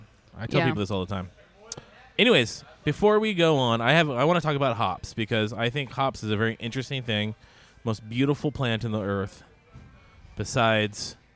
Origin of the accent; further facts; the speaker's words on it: Scotland, United Kingdom; You know what? I'm Scottish.